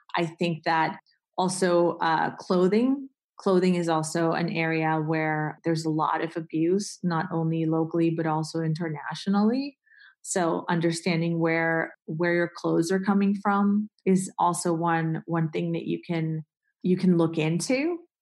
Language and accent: English; Colombia; moved away; I grew up in Colombia